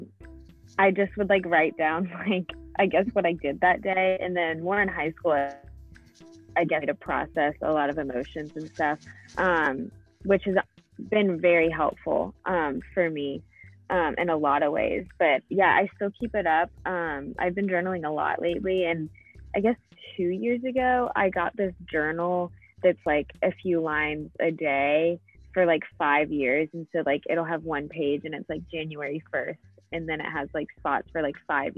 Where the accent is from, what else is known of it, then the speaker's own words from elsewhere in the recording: Fort Mill, South Carolina, United States; I'm from Fort Mill, so in South Carolina